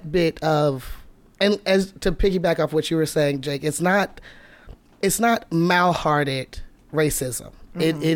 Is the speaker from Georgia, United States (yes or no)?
yes; Atlanta, Georgia, United States; now in Seattle, United States; I'm from Atlanta